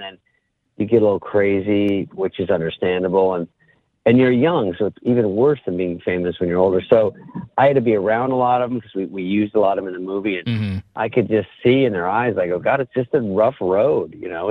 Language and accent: English; Arizona, United States; moved away; I was from Arizona. I got my first movie, and I used to read Skateboarder magazine. I was like a kind of a skater, but a fake surfer and all that stuff we did in Arizona